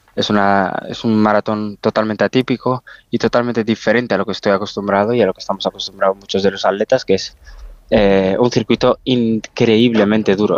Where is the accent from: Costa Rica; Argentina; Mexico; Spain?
Spain